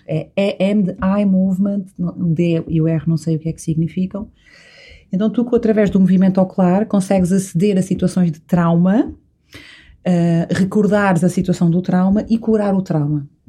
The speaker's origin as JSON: {"language": "Portuguese", "area": "São Miguel", "region": "Azores", "country": "Portugal", "tie": "born or raised there", "said": "Eu sou açoriana, nasci e cresci em São Miguel"}